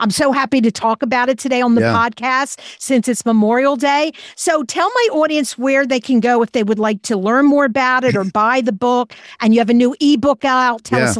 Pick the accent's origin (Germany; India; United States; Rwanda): Germany; And I'm from Germany, so I have German relatives.